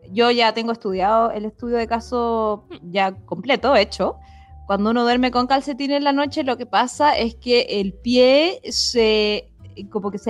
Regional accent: Santiago, Santiago Metropolitan Region, Chile; Porque bueno, yo soy full santiaguina, ahí Como que en Estados Unidos, pero onda en Chile y yo solo en Santiago.

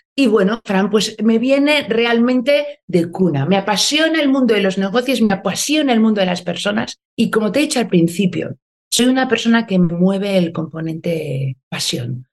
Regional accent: Basque Country, Spain; Soy una mujer del País Vasco, soy, nací, me desarrollé aquí, hoy me pillas aquí, en Euskadi

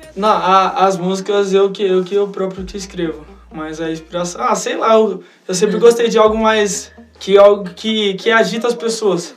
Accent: Campinas, São Paulo, Brazil; eu sou de Campinas e na minha região não, não tem muito, como é em São Paulo.

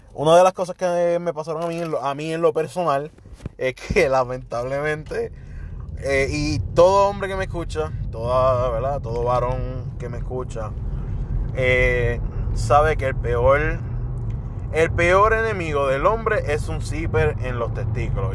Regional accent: Puerto Rico; como boricua

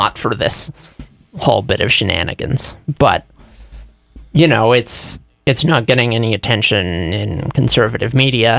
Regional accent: United States; We're from Reading.

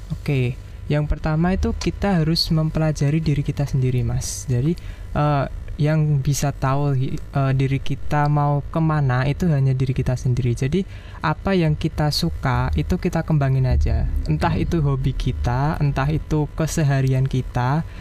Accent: Jepara, Central Java, Indonesia; saya berasal dari Jepara

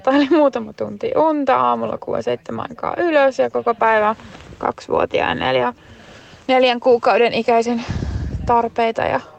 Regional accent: Italy; now in Finland; Mä olen italialainen ihminen. Mä en halua asua täällä hevon perseessä, missä on koko ajan talvi.

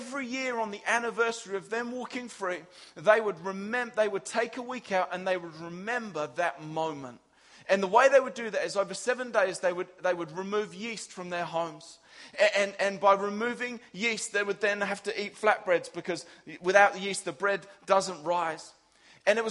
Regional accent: England, United Kingdom; as an English guy

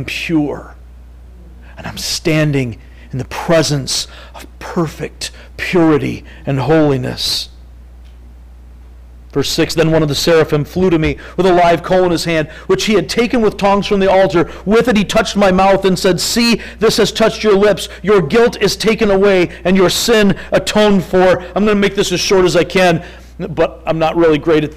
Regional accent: Three Oaks, Michigan, United States; I'm from Three Oaks. We got the Galeen River

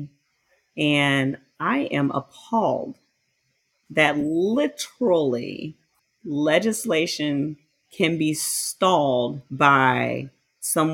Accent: United States; I'm an American.

